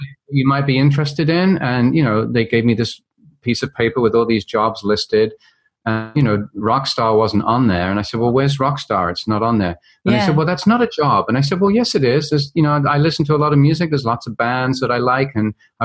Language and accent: English; London, United Kingdom; I grew up in London, England, and went to a very traditional